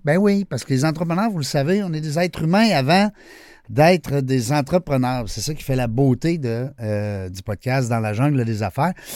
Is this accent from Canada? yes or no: yes; Quebec, Canada; on est, on est le, seul, le seul coin de pays euh, qui parle français